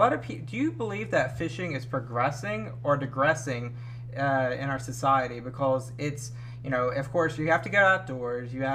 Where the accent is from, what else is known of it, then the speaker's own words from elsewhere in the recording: Alabama, United States; now in Florida, United States; I'm from Alabama. I live in Florida